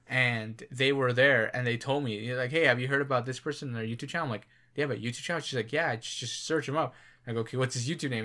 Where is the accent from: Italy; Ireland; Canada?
Canada; we're Canadian.